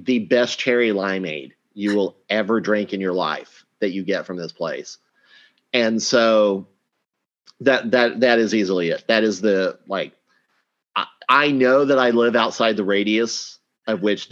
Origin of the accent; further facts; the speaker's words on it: Oklahoma, United States; moved away; growing up in Oklahoma